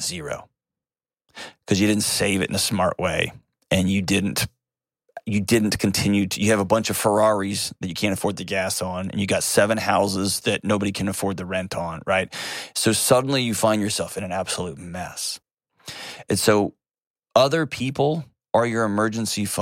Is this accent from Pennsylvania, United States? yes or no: no; Nashville, Tennessee, United States; my hometown, Nashville, Tennessee.